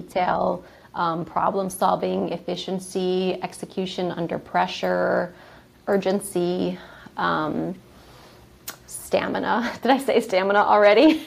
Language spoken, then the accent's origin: English; New Orleans, Louisiana, United States; also born or lived in Atlanta, Georgia; I am from New Orleans, Louisiana, and that's where I got my film career started